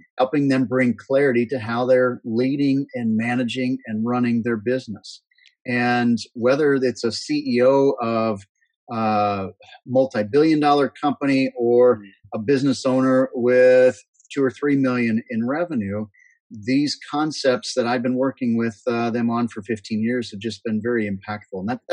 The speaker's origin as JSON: {"language": "English", "region": "Northeast Iowa", "country": "United States", "tie": "born or raised there", "said": "I grew up in Northeast Iowa, corn and soybean and pig farm."}